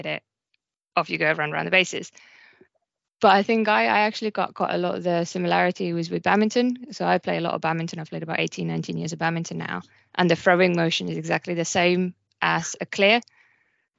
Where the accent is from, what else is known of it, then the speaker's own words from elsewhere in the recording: Lohja, Uusimaa, Finland; moved away as an adult; also born or lived in Norwich, United Kingdom / Surrey, United Kingdom; now in United Kingdom; So I was born in Finland, lived in Lohja most of my life, and I came to the UK originally